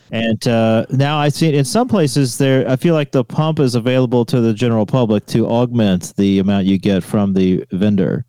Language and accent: English; the South, United States; moved away; I'm from the states, but because I am from the South